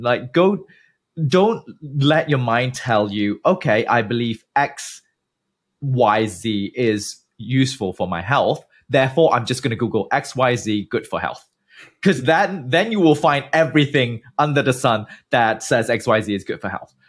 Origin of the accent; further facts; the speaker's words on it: Malaysia; moved away as an adult; also born or lived in United Kingdom / New York, United States / New Jersey, United States / Germany; originally I'm from Malaysia, born and bred. I didn't leave the country until I was twenty